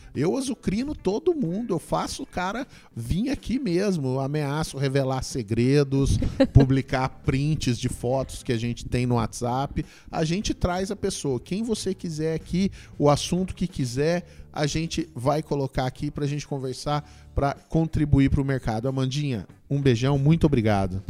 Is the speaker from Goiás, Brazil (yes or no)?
yes; Goiânia, Goiás, Brazil; eu sou de Goiânia